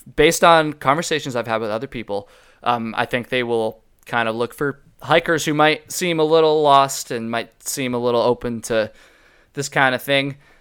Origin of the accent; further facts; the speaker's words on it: Vermont, United States; I'm from Vermont